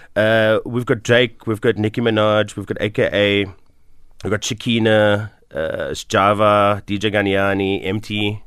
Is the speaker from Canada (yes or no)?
no; Cape Town, Western Cape, South Africa; also born or lived in Bonteheuwel, Cape Town; I grew up in Mitchells Plain